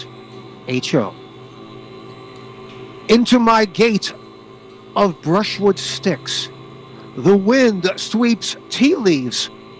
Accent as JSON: {"language": "English", "town": "New York City", "region": "New York", "country": "United States", "accent": "Brooklyn", "said": "That's my Brooklyn accent."}